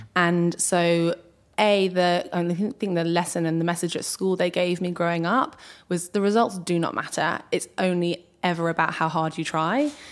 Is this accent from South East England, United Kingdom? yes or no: yes; Berkshire, South East England, United Kingdom; also born or lived in Ascot; I've grown up around Berkshire, which is one of the kind of home counties in the U K.